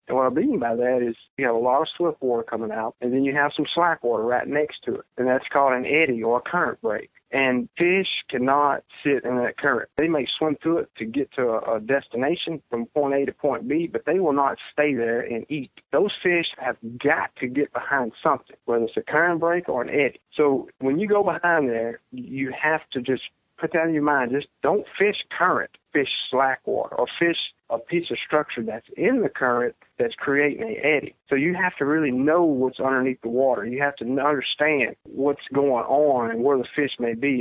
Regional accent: Central Louisiana, United States; I grew up in Central Louisiana

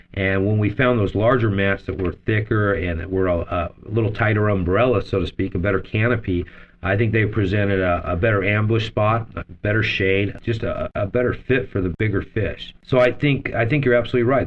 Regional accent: Las Vegas, Nevada, United States; since the time I was eight years old, um, I grew up in Las Vegas

